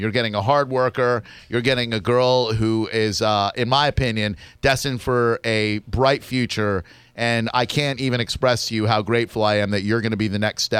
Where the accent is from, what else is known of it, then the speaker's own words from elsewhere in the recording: Chicago, Illinois, United States; that stands for elevated train because I'm from Chicago.